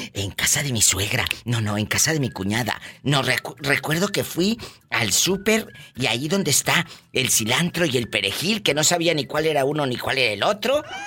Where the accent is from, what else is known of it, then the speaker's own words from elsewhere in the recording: Mexico; como decimos en México